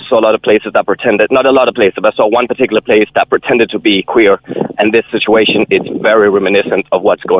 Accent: Copenhagen, Capital Region of Denmark, Denmark; now in Cork, Ireland; I'm from Copenhagen originally

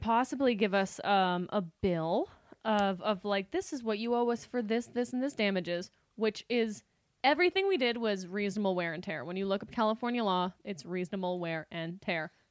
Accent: Canada; moved away as an adult; now in Los Angeles, United States; we were Canadian, we were Canadian, we are Canadian. We didn't have credit when we arrived

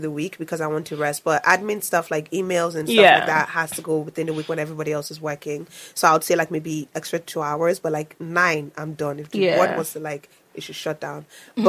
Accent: Nigeria; now in Canada; I'm not the Canadian. I'm not a black Canadian. I am a Nigerian.

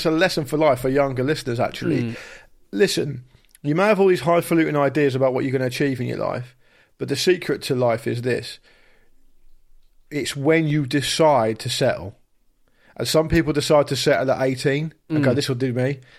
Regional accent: Portsmouth, South East England, United Kingdom; I'm from Portsmouth, mate. I know what a wren is.

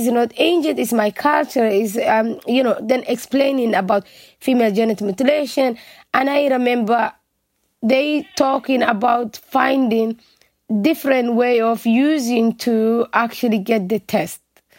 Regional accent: Dublin, Leinster, Ireland; English is a second language; a girl who are born and raised in Ireland.

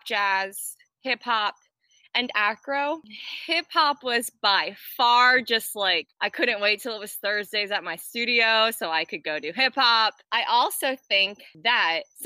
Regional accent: Florida, United States; also born or lived in New Jersey; We moved to Florida when I was seven, eight

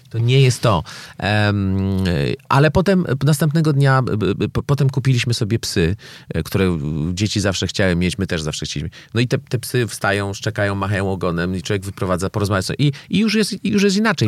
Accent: Poland; ja jestem z Polski. Wiecie, to jest ten kraj, który pokolenie temu wymyślił korupcję

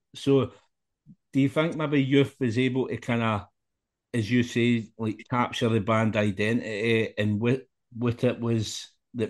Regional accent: Scotland, United Kingdom; me being Scottish

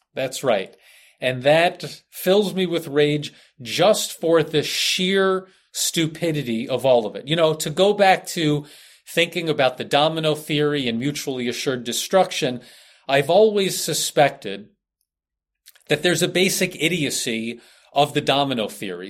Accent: United States; being an American

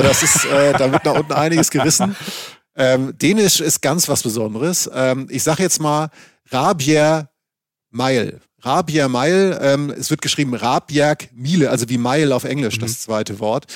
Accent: Schleswig-Holstein, Germany; moved away; ich komme ja aus Schleswig-Holstein, wie man manchmal noch so durchhört

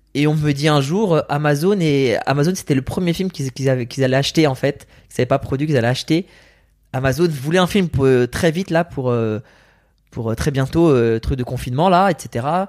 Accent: France; French is a second language; also born or lived in Iran; moi je suis en France petit

